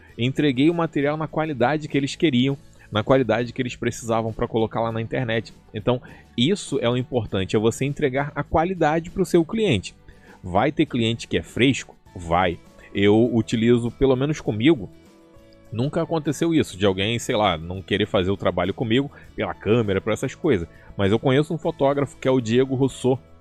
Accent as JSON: {"language": "Portuguese", "region": "Rio de Janeiro", "country": "Brazil", "said": "eu sou do Rio de Janeiro"}